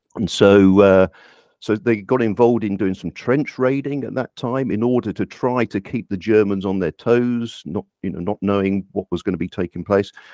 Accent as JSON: {"language": "English", "country": "United Kingdom", "tie": "born or raised there", "said": "I'm, I live here, I'm, I am British. I've born, uh, lived here all my life"}